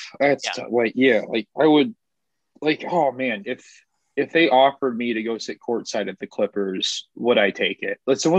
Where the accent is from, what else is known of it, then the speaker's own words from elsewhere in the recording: Arkansas, United States; I grew up in Central Arkansas.